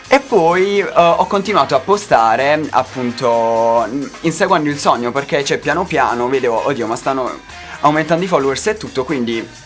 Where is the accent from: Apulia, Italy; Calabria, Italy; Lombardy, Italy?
Apulia, Italy; Acquaviva delle Fonti; io sono di Acquaviva, un piccolo paesino in provincia di Bari famoso per la cipolla